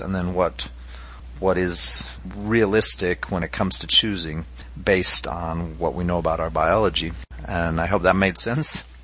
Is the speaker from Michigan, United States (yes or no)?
no; Utah, United States; I'm originally from Utah. I was raised LDS